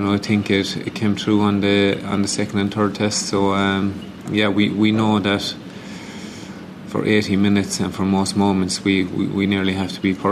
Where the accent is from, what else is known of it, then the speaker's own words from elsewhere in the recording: Ireland; as Irish people